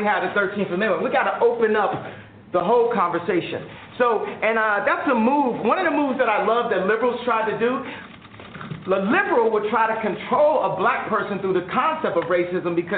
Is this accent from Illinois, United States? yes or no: yes; Chicago, Illinois, United States; my hometown of Chicago